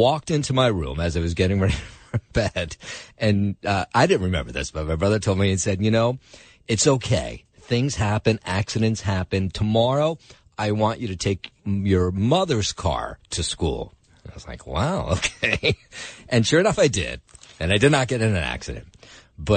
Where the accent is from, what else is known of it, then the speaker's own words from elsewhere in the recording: Trenton, New Jersey, United States; now in New York City, United States; my hometown of Trenton, New Jersey